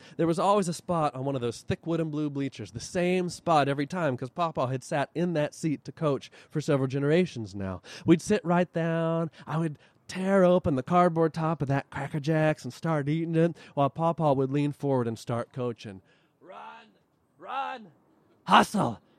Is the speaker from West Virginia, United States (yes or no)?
yes; Huntington, West Virginia, United States; also born or lived in Wayne County, West Virginia; my hometown of Huntington, West Virginia